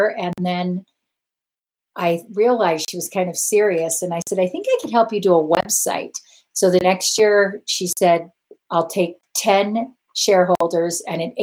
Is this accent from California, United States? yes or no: yes; Los Angeles, California, United States; moved away as an adult; also born or lived in Cedar City, Utah; now in Utah, United States; I'm from Los Angeles